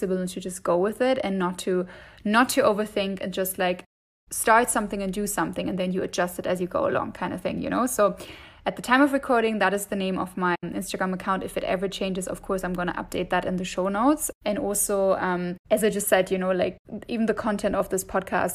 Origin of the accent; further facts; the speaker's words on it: Germany; accent: German; English is a second language; moved away as an adult; also born or lived in Dublin, Ireland; I'm originally from Germany, as you can probably hear from my accent